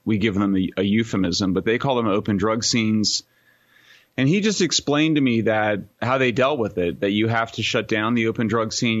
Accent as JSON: {"language": "English", "town": "Greeley", "region": "Colorado", "country": "United States", "moved": "yes", "lives_now": "Berkeley, United States", "said": "I am from Greeley, Colorado. Born in nineteen seventy-one"}